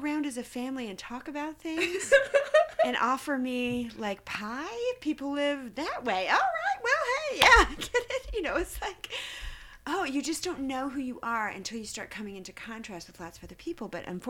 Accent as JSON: {"language": "English", "region": "the South", "country": "United States", "tie": "born or raised there", "said": "growing up in the South, as a little girl in a small town in the South"}